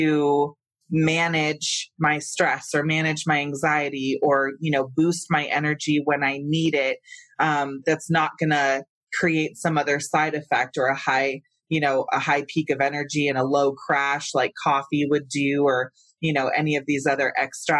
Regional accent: Santa Cruz, California, United States; moved away as an adult; now in Colorado, United States; I come from California, where cannabis culture was thriving. Yeah. I'm from, you know, the San Francisco Bay Area, Northern California, Santa Cruz

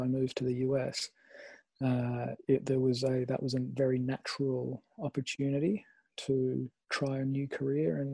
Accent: Sydney, New South Wales, Australia; I am in Sydney. So I feel pretty lucky, not just to be in my hometown

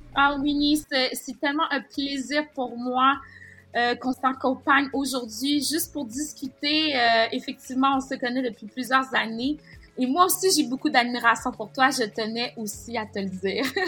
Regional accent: Quebec, Canada; mon enfance était vraiment teintée d'un, certain déchirement entre le fait euh, de célébrer ma culture haïtienne ou de vouloir m'intégrer à la culture québécoise

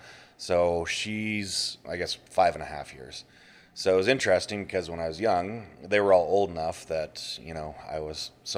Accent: Calgary, Alberta, Canada; I was born in Calgary.

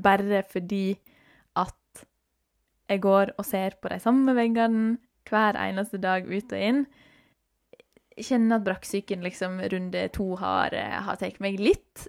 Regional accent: Norway

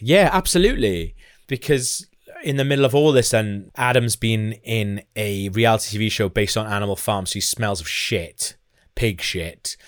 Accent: Wales, United Kingdom

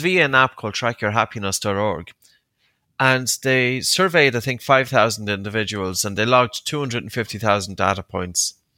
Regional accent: Ireland; also born or lived in Uppsala, Sweden; as an Irish man

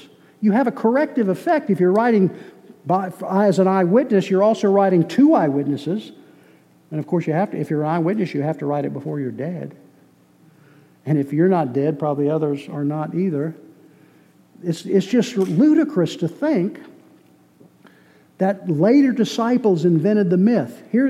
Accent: Boston, Massachusetts, United States; born there; I was born in Boston. Lost my accent. I got over it.

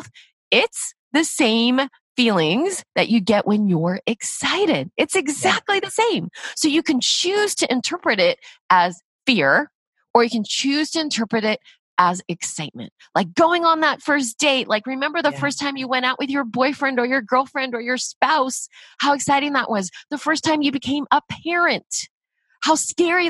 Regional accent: United States; I'm Korean, I'm Asian American

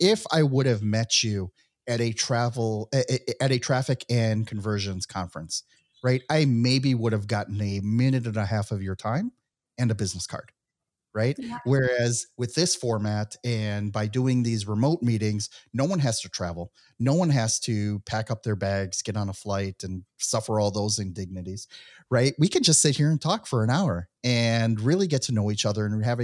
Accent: United States; moved away as an adult; also born or lived in Mexico / Israel; I was born and raised in the United States

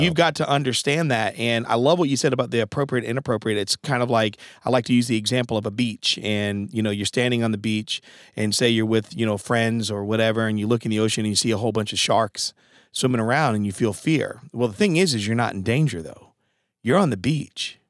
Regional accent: Norwich, Connecticut, United States; also born or lived in New London, Connecticut; I was born in New London, Connecticut, and, um, and my mom eventually moved us to Norwich, Connecticut

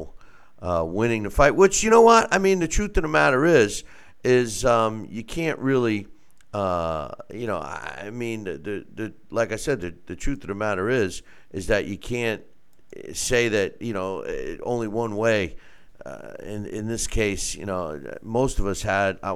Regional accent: New York, United States; I'm a New Yorker through and through

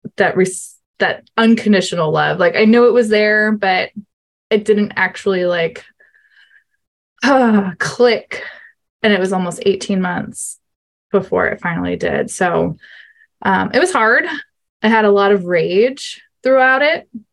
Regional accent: New York, United States; I am from New York, USA, so other side of the world from Linda

